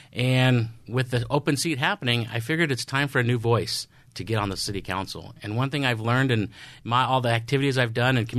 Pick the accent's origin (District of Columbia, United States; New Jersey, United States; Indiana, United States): Indiana, United States; Indianapolis; I'm from Indianapolis, Indiana. That's where my father still resides, right outside Indianapolis.